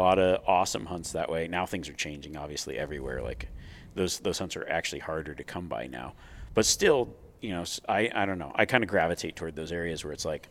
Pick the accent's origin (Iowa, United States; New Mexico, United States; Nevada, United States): Nevada, United States; growing up in Nevada